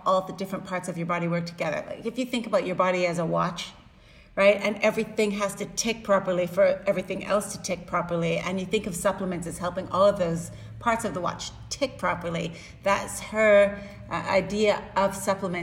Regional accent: Canada; I'm Canadian

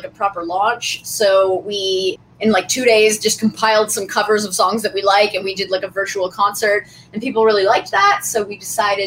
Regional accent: Nova Scotia, Canada; moved away as an adult; also born or lived in Newfoundland; now in Toronto, Canada; I'm originally from Nova Scotia

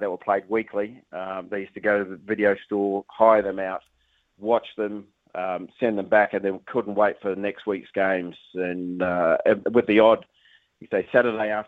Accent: New Zealand; moved away as an adult; also born or lived in Australia; as a Kiwi

